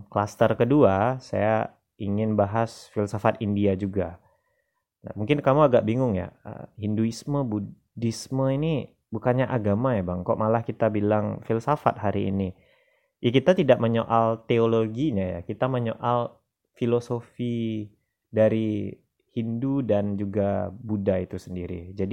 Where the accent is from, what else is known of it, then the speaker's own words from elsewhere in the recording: West Sumatra, Indonesia; filsafat alam Minangkabau nah, ini filsafat lokal dari daerah saya